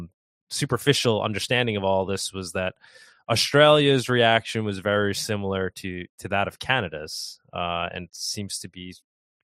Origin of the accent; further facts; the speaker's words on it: New York, United States; I'm from New York over here